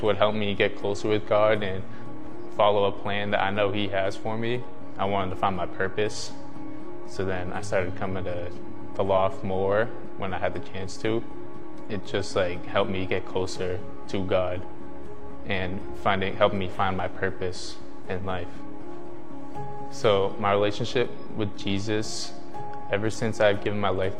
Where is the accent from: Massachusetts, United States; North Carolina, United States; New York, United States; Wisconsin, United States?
Massachusetts, United States; Mashpee; I am from Cape Cod, Massachusetts. So I went to Mashpee Middle High School